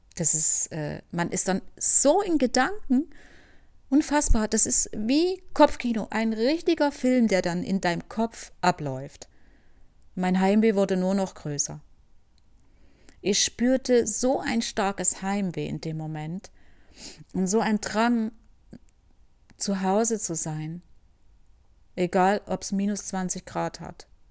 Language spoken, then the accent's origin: German; Germany; moved away as an adult; ich als äh, Deutsche, ja oder ehemalige Deutsche und mein Sohn wieder zurückkommen können